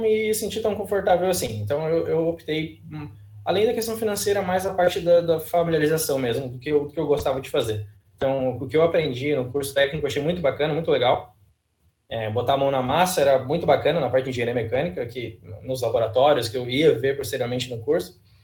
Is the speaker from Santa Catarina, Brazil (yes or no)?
yes; Praia Grande, Santa Catarina, Brazil; ensino médio mesmo lá na Praia Grande, que é a minha cidade natal